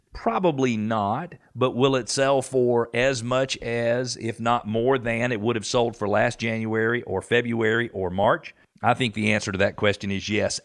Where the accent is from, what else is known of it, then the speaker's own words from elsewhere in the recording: Atlanta, Georgia, United States; also born or lived in Johns Creek; I'm from Atlanta